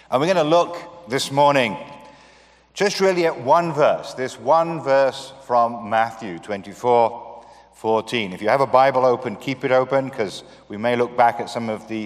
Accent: United Kingdom; I come from the United Kingdom. That's a physical area comprising Great Britain and Northern Ireland. And it confuses most people because we have about four different ways of referring to our country, uh, but we are the United Kingdom.

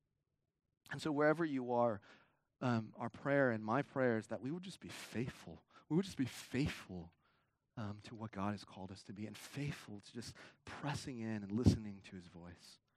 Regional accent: California, United States; now in Houston, United States; I'm from California

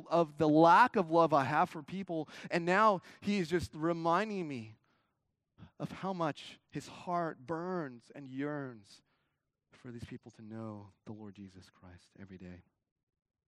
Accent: California, United States; now in Houston, United States; I'm from California

